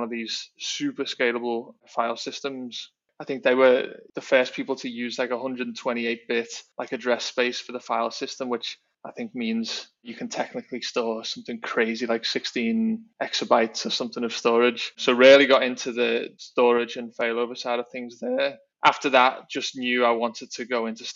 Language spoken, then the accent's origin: English; Liverpool, North West England, United Kingdom; moved away as an adult; also born or lived in London; now in Singapore; I'm from Liverpool in the UK originally, and now in Singapore